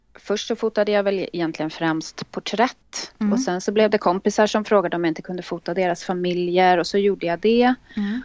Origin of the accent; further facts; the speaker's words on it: Stockholm, Stockholm County, Sweden; Jag är född och uppvuxen här i Stockholm och bor i Stockholm